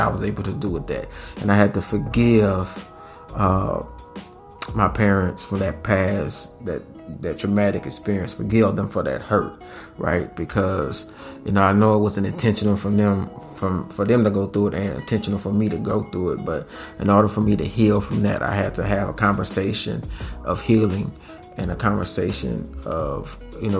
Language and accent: English; Louisiana, United States; we're from Louisiana